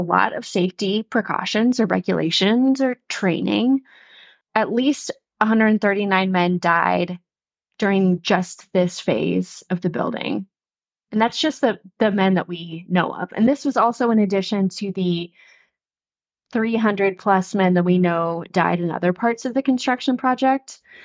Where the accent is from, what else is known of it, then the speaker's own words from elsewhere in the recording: Western North Carolina, United States; moved away; I'm from Western North Carolina, and I used to, like, go, we used to go play on this railroad